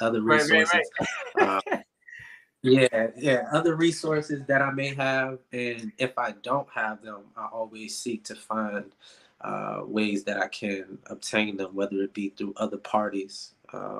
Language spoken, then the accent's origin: English; Richmond, Virginia, United States; from Richmond, Virginia. Born and raised, Richmond Public Schools